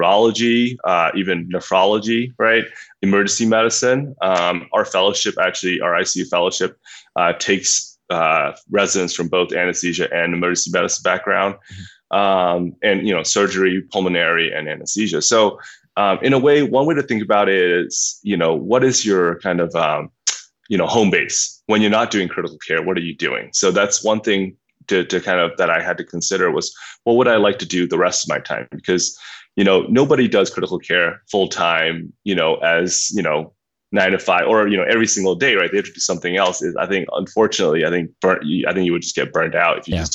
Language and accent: English; Myanmar; moved away; I grew up in Burma, and I grew up as the son of physicians.